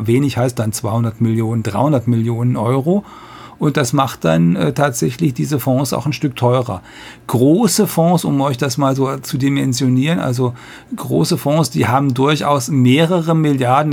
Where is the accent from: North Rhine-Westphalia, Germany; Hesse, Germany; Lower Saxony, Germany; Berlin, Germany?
North Rhine-Westphalia, Germany; moved away; ich komme aus der Landwirtschaft und äh, am Niederrhein, wo, wo meine Eltern leben und mein Bruder